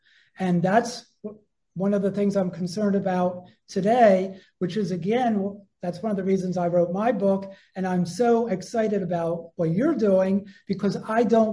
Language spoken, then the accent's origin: English; Harrisburg, Pennsylvania, United States; moved away as an adult; also born or lived in Philadelphia; I was born in Philadelphia, but I didn't grow up there. I grew up in a little town called Harrisburg